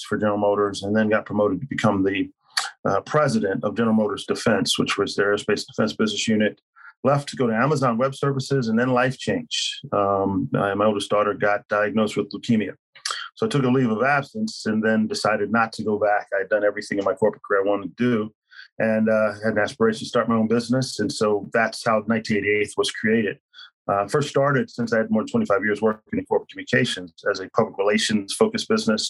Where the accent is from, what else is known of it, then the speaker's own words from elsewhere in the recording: Philadelphia, Pennsylvania, United States; moved away; I hail from Philadelphia